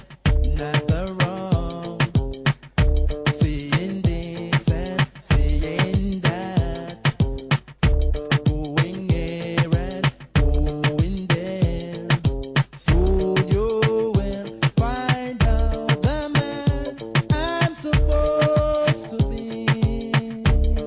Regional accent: Coventry, West Midlands, United Kingdom; I'm from Coventry

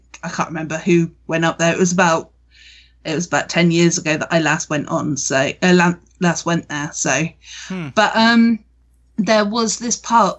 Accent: Weymouth, South West England, United Kingdom; Now, I'm from Weymouth, so Weymouth is where the Black Plague actually started.

